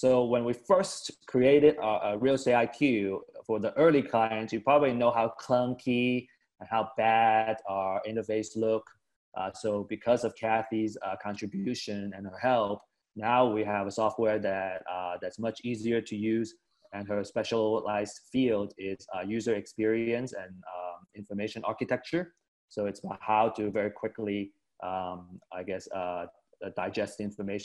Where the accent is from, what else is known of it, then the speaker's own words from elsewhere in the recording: West Coast, United States; I grew up on the West Coast.